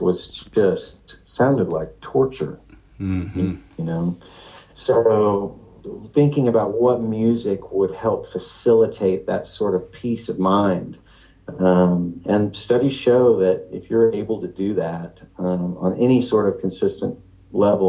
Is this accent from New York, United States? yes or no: no; Lake Jackson, Texas, United States; I was raised in Lake Jackson, Texas, a very conservative kind of coastal Texas town